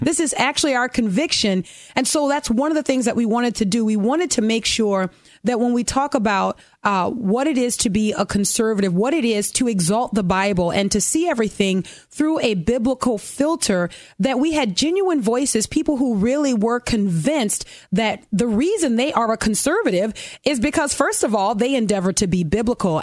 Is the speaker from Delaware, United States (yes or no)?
no; New Orleans, Louisiana, United States; also born or lived in Dallas, Texas; My mom left Dallas and moved back to her hometown, New Orleans. And that's where I grew up in a fatherless home